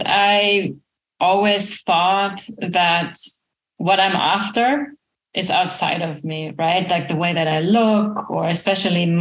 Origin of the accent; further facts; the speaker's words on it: Germany; now in Florida, United States; I'm originally from Germany